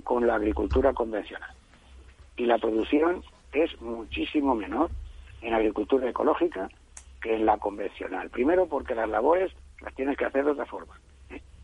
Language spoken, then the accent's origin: Spanish; Spain